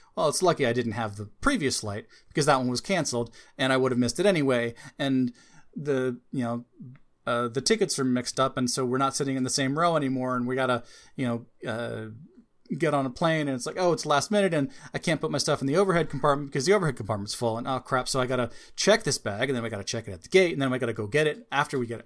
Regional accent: United States; As an American

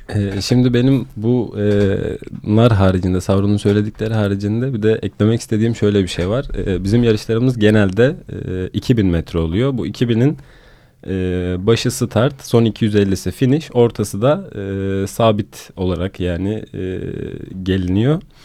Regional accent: Sinop, Turkey; moved away as an adult; now in Istanbul, Turkey; Sinop'ta büyüdüğüm için

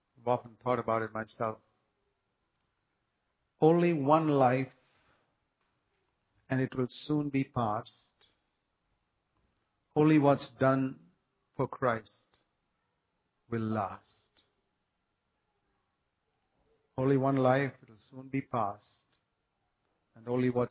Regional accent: India; I come from India, which is considered a third world country

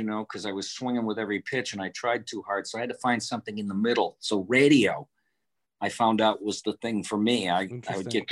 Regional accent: Detroit, Michigan, United States; moved away; also born or lived in Boston; I grew up in Detroit

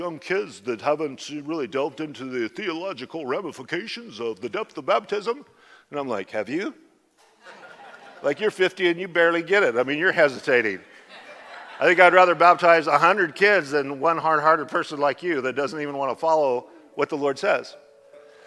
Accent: Idaho, United States; now in Southern California, United States; I'm from Idaho.

